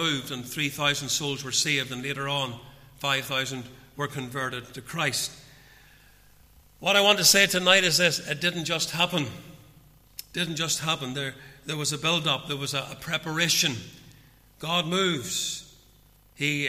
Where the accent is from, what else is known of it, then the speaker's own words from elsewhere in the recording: Portadown, Northern Ireland, United Kingdom; now in Ballymoney, United Kingdom; growing up in Portadown as a young man